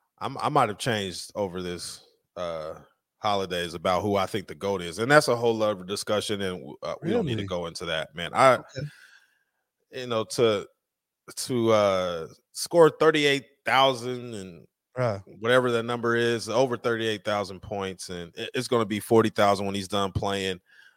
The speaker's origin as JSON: {"language": "English", "town": "Denver", "region": "Colorado", "country": "United States", "tie": "born or raised there", "said": "I grew up, like I said, I grew up in Denver, Colorado."}